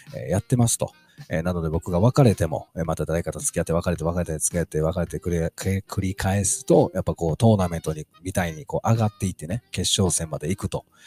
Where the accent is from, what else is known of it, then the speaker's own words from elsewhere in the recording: Kansai, Japan; accent: Kansai dialect; 関西人でご ざいます